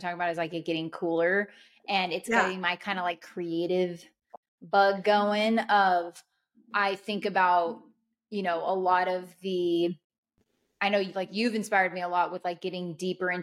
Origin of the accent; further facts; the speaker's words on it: Anaheim, California, United States; moved away; I'm from Anaheim Hills, California. That's where I was like raised. So I was really raised 10 minutes away from Disneyland